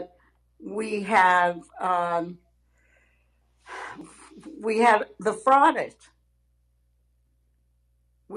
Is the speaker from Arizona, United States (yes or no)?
yes; Arizona, United States; I come from Arizona, where there are a great many conservative people